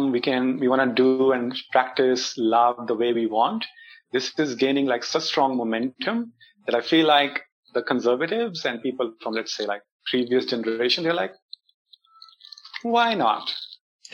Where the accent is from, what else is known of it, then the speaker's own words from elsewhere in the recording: India; me being Indian or having spent most of my life here in India